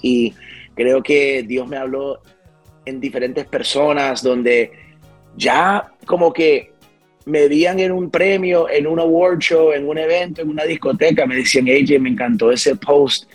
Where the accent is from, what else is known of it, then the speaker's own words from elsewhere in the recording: West New York, New Jersey, United States; Yo fui criado en un pueblecito que se llama West New York, New Jersey